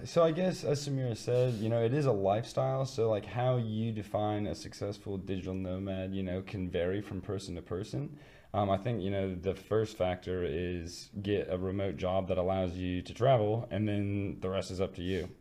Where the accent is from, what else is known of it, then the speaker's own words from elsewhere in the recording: Midwest, United States; moved away; I come from the Midwest, and we're known for being like welcoming and inviting and kind